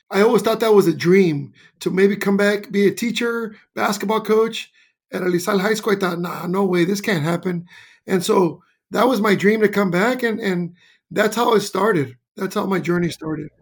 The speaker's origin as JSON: {"language": "English", "town": "Los Angeles", "region": "California", "country": "United States", "tie": "born or raised there", "said": "I was born in Los Angeles"}